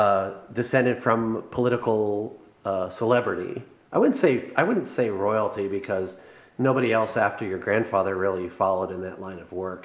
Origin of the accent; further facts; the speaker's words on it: Texas, United States; you, though, are not Texan like me.